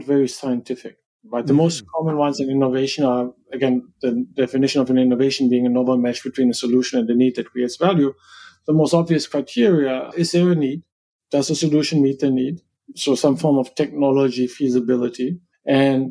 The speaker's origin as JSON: {"language": "English", "country": "Germany", "said": "me as a German"}